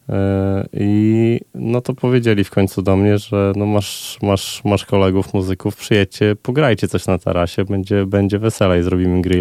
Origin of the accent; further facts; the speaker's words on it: Olsztyn, Warmian-Masurian Voivodeship, Poland; moved away as an adult; Urodziłem się w Olsztynie i tutaj e, aż do końca liceum byłem.